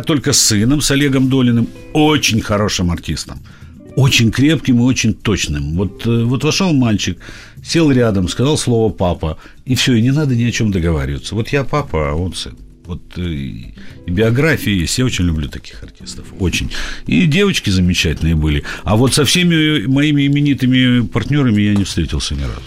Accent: Odesa, Odesa Oblast, Ukraine; moved away as an adult; also born or lived in Saint Petersburg, Russia; now in Moscow, Russia; Я, как, как Жванецкий, родился в Одессе, поработал, помучился в Петербурге и вернулся в Москву

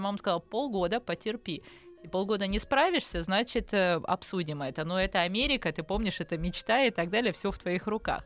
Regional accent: Kyiv, Ukraine; moved away as an adult; also born or lived in Bayonne, New Jersey, United States / France / Singapore; now in Moscow, Russia; в 19 лет, когда мы эмигрировали из Киева в Штаты

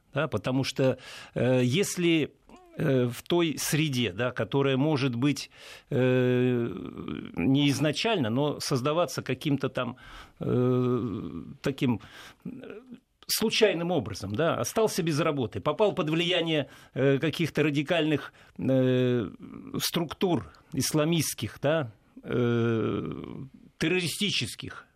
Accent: Saint Petersburg, Russia; воспринимаю как петербуржец

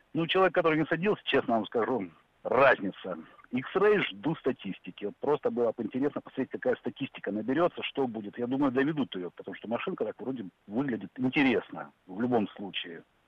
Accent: Krasnodar, Krasnodar Krai, Russia; я сам из Краснодара

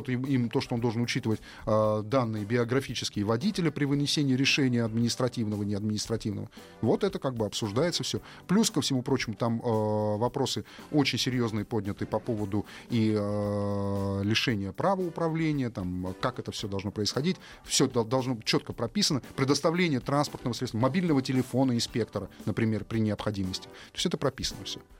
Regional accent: Moscow, Russia; нормально, мы же все москвичи, да, Москва, Москва.

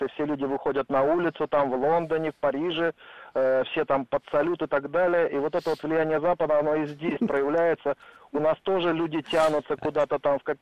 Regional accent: Saint Petersburg, Russia; Да, я сам из Питера, родился и вырос, и как бы застал и брежневские времена. Мне 49 э, лет

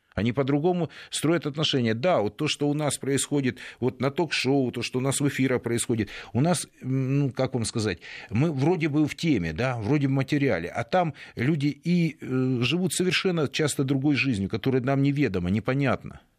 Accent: Donetsk, Donetsk Oblast, Ukraine; moved away; моему родному городу

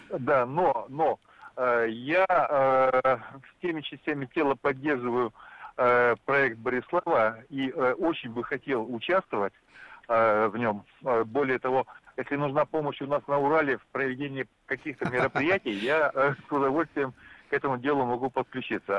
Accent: Kyiv, Ukraine; now in Nizhny Novgorod, Russia; сам родился и вырос в Киеве

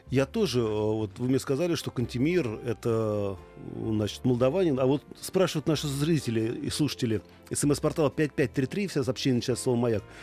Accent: Komi Republic, Russia; first language Komi; Russian is a second language; я родом из Коми. Пару раз на рынке в Петербурге, когда мы разговаривали с подругой на родном языке, у нас спрашивали, а вы молдаванки?

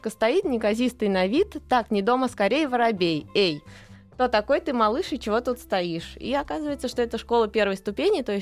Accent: Moscow, Russia; А, мне 10 лет, я из Москвы.

